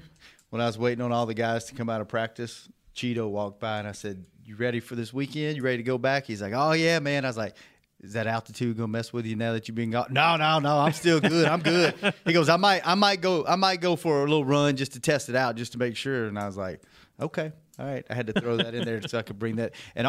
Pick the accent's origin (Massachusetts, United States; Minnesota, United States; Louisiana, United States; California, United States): Louisiana, United States; I'm from Louisiana. A lot of times, stuff comes out of my mouth before my brain.